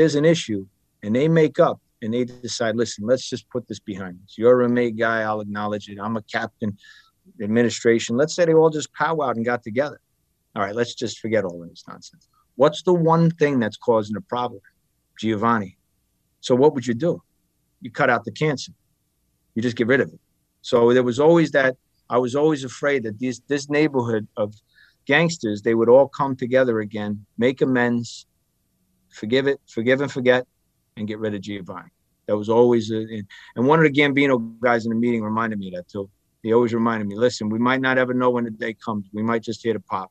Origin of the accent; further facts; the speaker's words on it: Bayonne, New Jersey, United States; Growing up in Bayonne